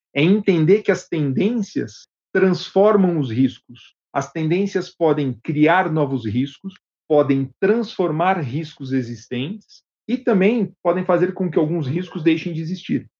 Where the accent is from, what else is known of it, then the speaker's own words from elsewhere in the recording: Brazil; moved away as an adult; now in Medellín, Colombia; eu fui o primeiro brasileiro a vir para o escritório corporativo em Medellín